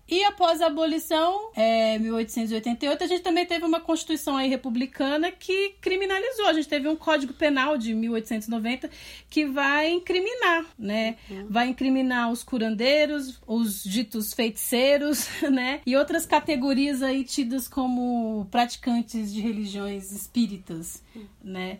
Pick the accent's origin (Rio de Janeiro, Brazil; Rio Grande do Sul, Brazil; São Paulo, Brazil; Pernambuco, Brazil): São Paulo, Brazil; Eu era é de São Miguel Paulista, sou de São Miguel Paulista.